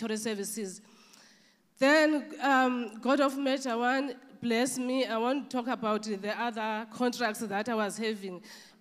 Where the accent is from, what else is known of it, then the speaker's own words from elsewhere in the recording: South Africa; from South Africa